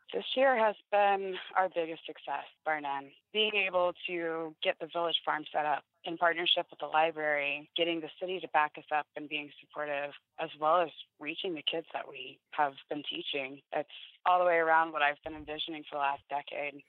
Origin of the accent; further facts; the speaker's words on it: Florida, United States; now in Indiana, United States; I was born and raised in Florida. I did grow up my adolescence in Indiana